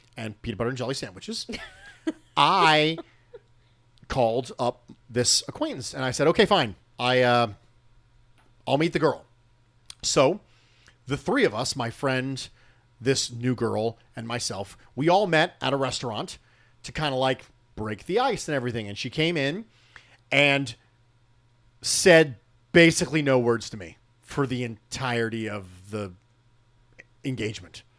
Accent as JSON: {"language": "English", "country": "United States", "tie": "born or raised there", "said": "I am born and raised as an American"}